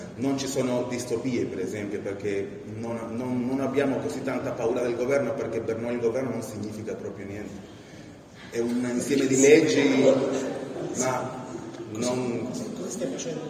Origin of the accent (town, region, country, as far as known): Peru; born or raised there; Italian is a second language; now in Italy